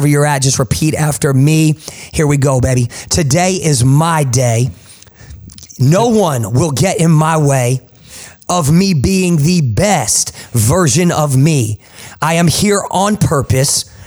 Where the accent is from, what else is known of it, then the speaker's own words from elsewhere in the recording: Jersey Shore, New Jersey, United States; accent: Jersey; now in Tulsa, United States; my Jersey accent